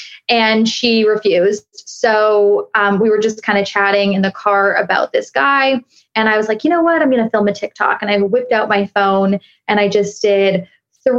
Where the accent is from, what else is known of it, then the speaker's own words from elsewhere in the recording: Toronto, Ontario, Canada; accent: Canadian; now in Miami, United States; I'm based in Miami, but I'm from Toronto